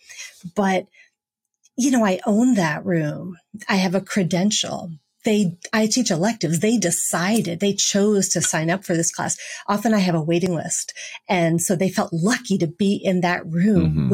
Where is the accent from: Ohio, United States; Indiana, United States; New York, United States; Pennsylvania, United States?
New York, United States; New York City; now in St. Louis, United States; I'm from Brooklyn